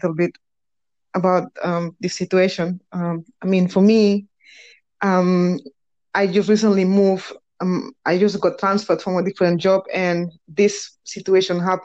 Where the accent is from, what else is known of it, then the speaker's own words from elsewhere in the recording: Barcelona, Catalonia, Spain; English is a second language; moved away; As you might know from this horrible accent that I have, is, well, I was born in Spain, in Barcelona.